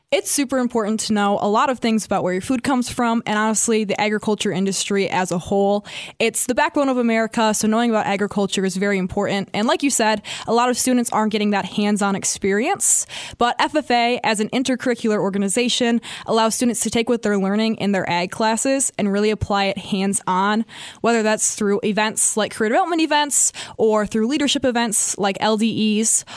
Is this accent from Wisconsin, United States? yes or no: yes; Albany, Wisconsin, United States; I'm from Albany, Wisconsin